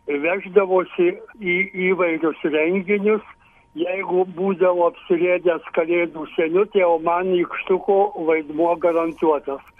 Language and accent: Lithuanian; Višakio Rūda, Marijampolė County, Lithuania; Mes gausi šeima, šešių vaikų šeima gyvenom iš mamos tėvų paveldėtam 14 hektarų ūkija Višakio Rūdos kaime.